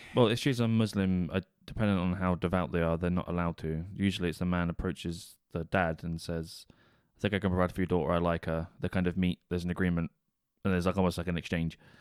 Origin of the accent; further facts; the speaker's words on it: United Kingdom; We're British